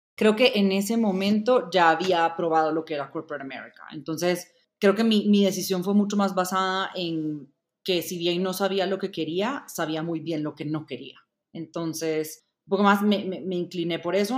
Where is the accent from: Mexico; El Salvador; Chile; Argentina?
El Salvador; moved away as an adult; also born or lived in Indiana, United States; now in Bogotá, Colombia; Nací y crecí en El Salvador